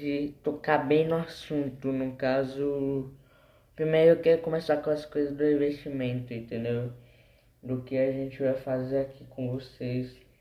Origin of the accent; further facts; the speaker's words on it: Embu das Artes, São Paulo, Brazil; Eu sou de Embu das Artes